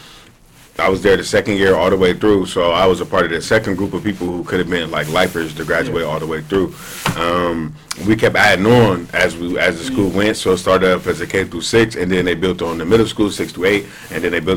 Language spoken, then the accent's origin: English; Columbus, Ohio, United States; moved away as an adult; also born or lived in Cincinnati, Ohio / Dayton, Ohio / Clemson, South Carolina; now in Bloomington, United States; I was born in Columbus, Ohio, in 1991.